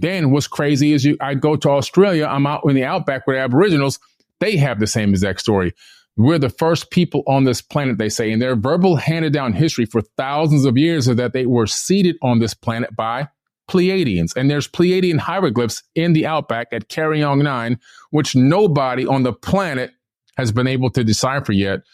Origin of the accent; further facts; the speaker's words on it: Miami, Florida, United States; also born or lived in New York / Fort Lauderdale, Florida; I was born in New York, uh, nineteen seventy-one. Uh, we came down to Miami, Florida to live.